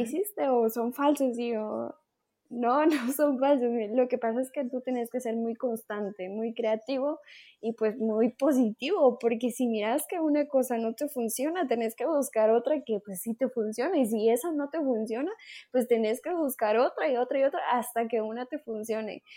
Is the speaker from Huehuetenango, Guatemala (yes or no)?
no; Quiché, Guatemala; also born or lived in Guatemala City; soy de Quiche, entonces estoy a cuatro horas de la ciudad